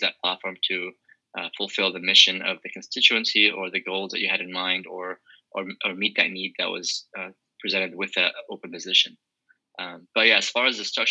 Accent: Oregon, United States; I grew up in Oregon

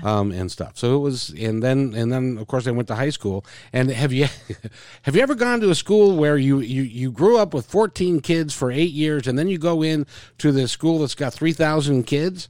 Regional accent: Seattle, Washington, United States; also born or lived in Idaho Falls, Idaho; we moved here about three months later. So, I've lived here my whole life, and, uh, um, grew up in the Ravenna area

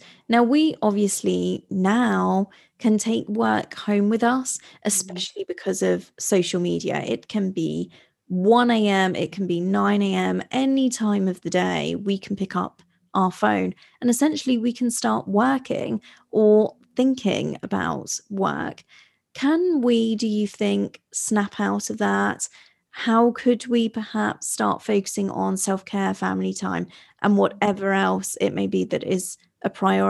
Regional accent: Italy; And I grew up abroad. I grew up in Italy, and the Mediterranean lifestyle is very, very different.

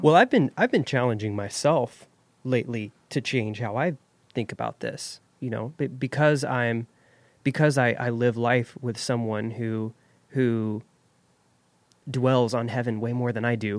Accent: Jackson, United States; I grew up here in Jackson

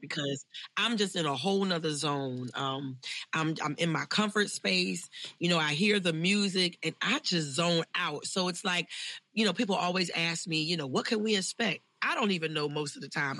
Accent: Philadelphia, Pennsylvania, United States; born or raised there

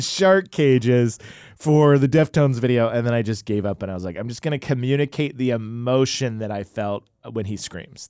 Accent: Oklahoma, United States; I was growing up in Oklahoma

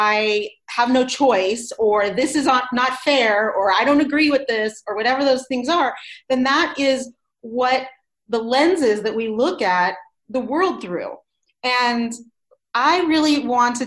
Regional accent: Los Angeles, California, United States; moved away as an adult; now in Boulder, United States; I'm originally from Los Angeles, where I was born and raised

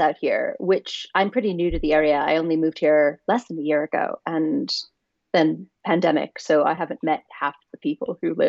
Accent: New York City, New York, United States; also born or lived in Southwest US; I'm from New York City, and that's where my whole family is, and that's what I will always think of as home. But I've lived on, I think, 3 continents now and like 5 countries.

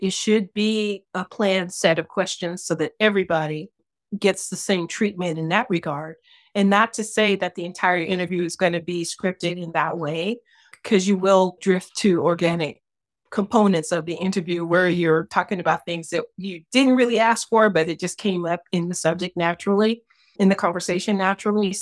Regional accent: Detroit, Michigan, United States; I grew up in Detroit, Michigan in the sixties and seventies.

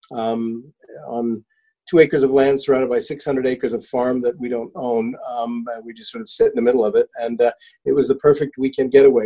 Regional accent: United States; moved away as an adult; also born or lived in New York / France / London; now in Cotswolds, United Kingdom; I was a young American guy working on Wall Street

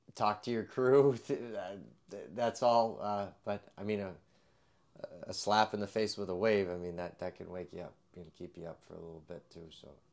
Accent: West Springfield, Massachusetts, United States; moved away as an adult; also born or lived in Alaska / northern Connecticut; now in Connecticut, United States; West Springfield, Mass

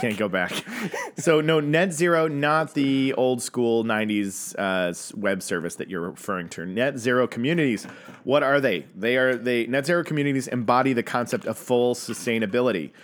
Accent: Tulsa, Oklahoma, United States; the year I was born in Tulsa, Oklahoma

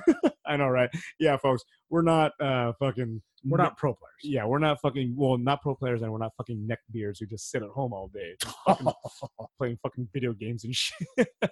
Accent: United States; I'm American

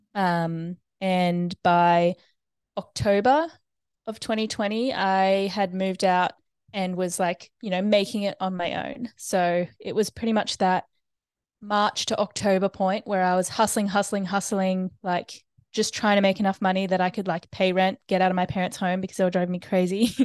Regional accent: Brisbane, Queensland, Australia; also born or lived in United States; now in Noosa, Australia; grew up in Brisbane, um, and lived there until I was eighteen

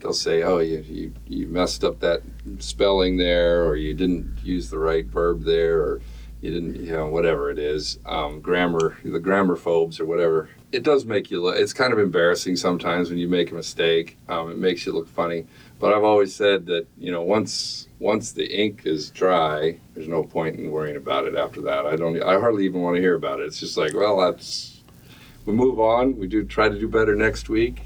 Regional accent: Las Vegas, Nevada, United States; also born or lived in Moapa Valley, Nevada; now in Logandale, United States; I was born in Las Vegas

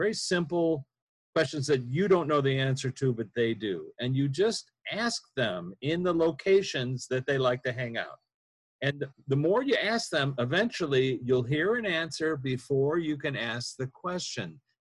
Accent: near Wisconsin, Midwest, United States; I grew up near Wisconsin

